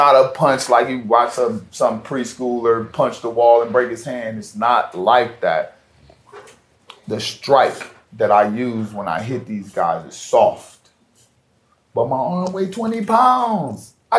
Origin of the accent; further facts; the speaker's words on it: Ohio, United States; I grew up in Ohio. I know what snow do, and snow don't help you.